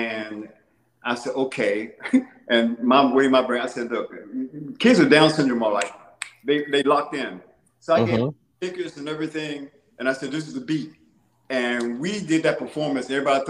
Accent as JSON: {"language": "English", "town": "Detroit", "region": "Michigan", "country": "United States", "tie": "born or raised there", "said": "I said, yeah, because when we grew up in Motown, most of the songs were like 3 minutes and 30 seconds."}